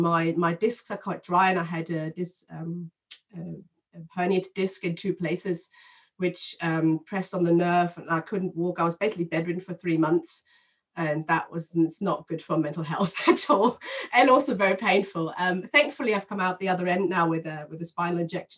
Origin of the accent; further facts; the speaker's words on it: Germany; I was born in 82 in Germany